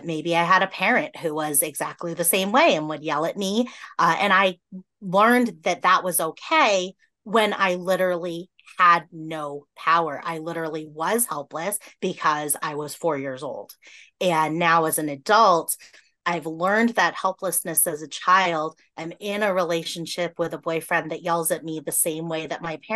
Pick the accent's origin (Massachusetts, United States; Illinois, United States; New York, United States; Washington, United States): Massachusetts, United States; now in Iowa, United States; I grew up in Massachusetts